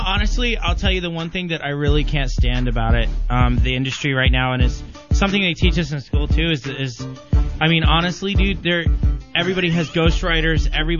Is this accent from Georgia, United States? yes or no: yes; Georgia, United States; In Georgia? I'm from Georgia.